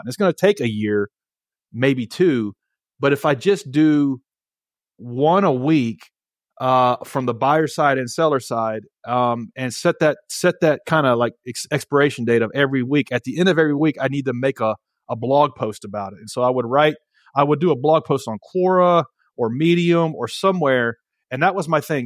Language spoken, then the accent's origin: English; Nashville, Tennessee, United States; I'm from Nashville, Tennessee